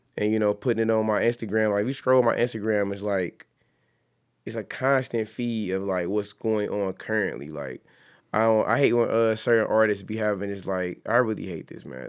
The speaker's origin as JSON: {"language": "English", "town": "East Cleveland", "region": "Ohio", "country": "United States", "said": "I'm from East Cleveland."}